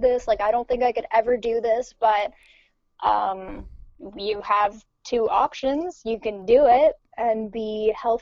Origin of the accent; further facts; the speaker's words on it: Ontario, Canada; also born or lived in Montreal, Canada; originally I'm from Ontario, so I moved to Quebec